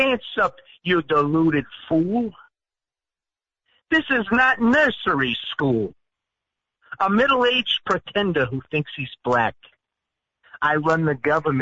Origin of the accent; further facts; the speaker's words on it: United States; growing up on Long Island Sound right outside of New York